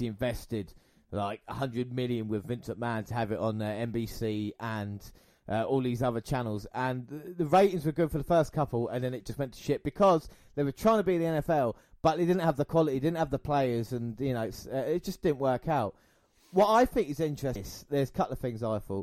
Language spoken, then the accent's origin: English; United Kingdom; being British